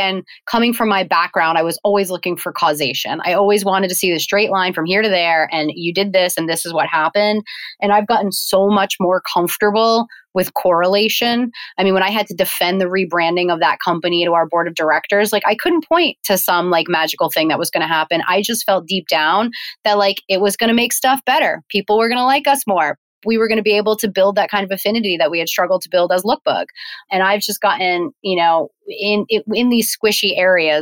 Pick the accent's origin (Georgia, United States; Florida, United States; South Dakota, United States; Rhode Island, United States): Rhode Island, United States; I'm from Rhode Island